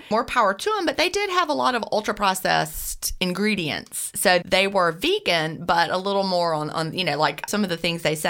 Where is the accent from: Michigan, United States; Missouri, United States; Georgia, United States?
Georgia, United States; Augusta; I was born in Augusta, Georgia, and I'm coming to you from Augusta, Georgia right this minute.